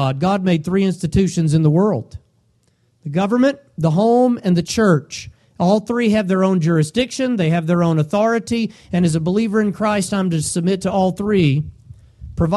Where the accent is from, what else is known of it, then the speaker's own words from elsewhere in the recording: United States; us as Americans